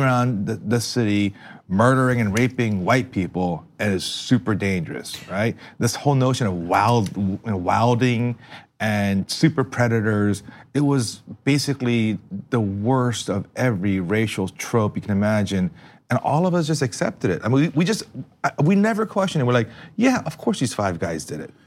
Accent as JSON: {"language": "English", "town": "East Brunswick", "region": "New Jersey", "country": "United States", "tie": "born or raised there", "said": "growing up in East Brunswick in the shadows of New York"}